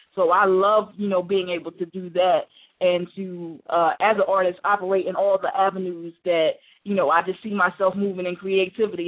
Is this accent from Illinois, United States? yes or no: no; Chester, Pennsylvania, United States; I'm actually from originally from Chester, Pennsylvania